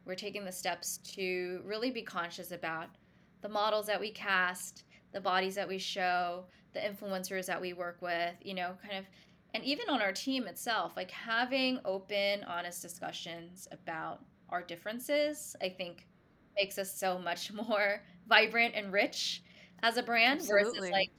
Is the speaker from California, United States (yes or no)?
no; New York, United States; And being a New Yorker too, like, I wear so much black.